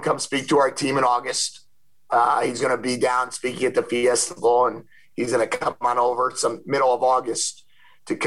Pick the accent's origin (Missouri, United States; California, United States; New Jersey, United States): New Jersey, United States; when I was a kid growing up in New Jersey